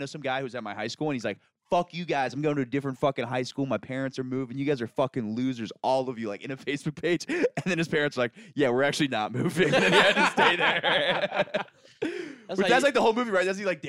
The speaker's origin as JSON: {"language": "English", "region": "Florida", "country": "United States", "said": "Hick, because I'm from Florida."}